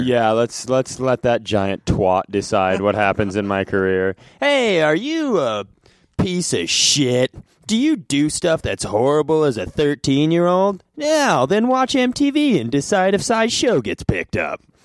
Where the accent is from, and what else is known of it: Worthington, Minnesota, United States; born or raised there; moved away